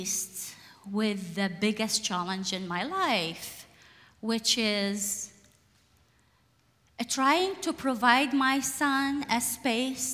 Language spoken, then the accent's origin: English; Iraq; now in Portland, United States; I was born and raised in Iraq